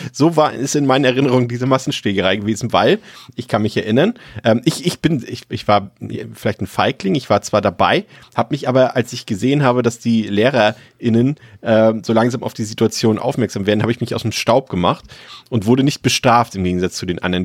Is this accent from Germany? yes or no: yes; Mecklenburg-Vorpommern, Germany; ich komme aus Mecklenburg-Vorpommern